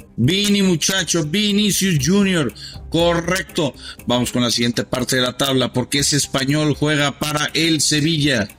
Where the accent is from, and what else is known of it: Mexico